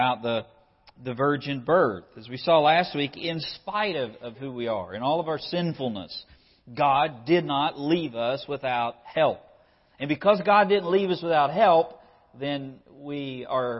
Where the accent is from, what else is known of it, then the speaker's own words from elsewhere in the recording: United States; as an American